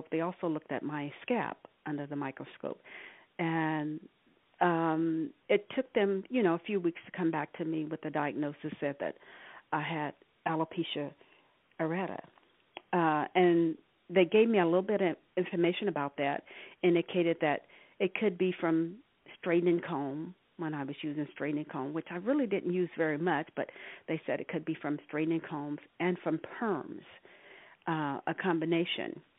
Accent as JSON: {"language": "English", "region": "Arkansas", "country": "United States", "moved": "yes", "lives_now": "California, United States", "said": "I've been living in California uh, for the past 40 plus years. I'm originally from Arkansas."}